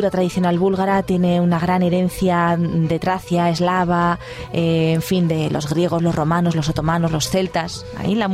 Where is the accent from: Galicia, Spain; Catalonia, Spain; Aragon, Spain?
Aragon, Spain; Huesca; Pues mira que yo de donde vengo, de Huesca, ahí tenemos unas pistas de esquí